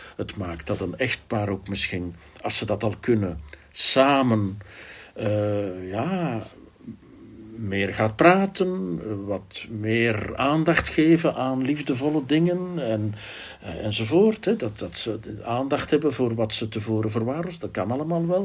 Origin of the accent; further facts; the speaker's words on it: Flanders, Belgium; Ik ben ook een Vlaamse jongen.